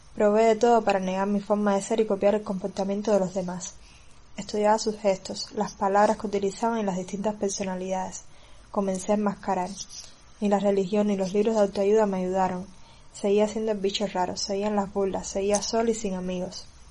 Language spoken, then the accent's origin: Spanish; Cuba; soy cubana